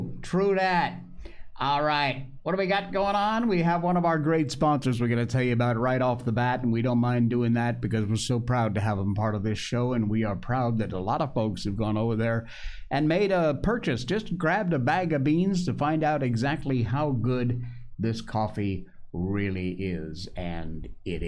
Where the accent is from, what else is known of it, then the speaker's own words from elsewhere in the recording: Cornwall, Connecticut, United States; we grew up together in Cornwall, Connecticut